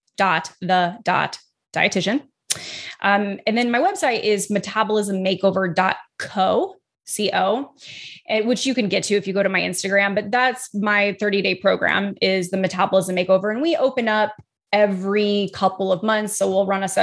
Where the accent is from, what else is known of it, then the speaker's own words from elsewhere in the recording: Midwest, United States; I'm from the Midwest.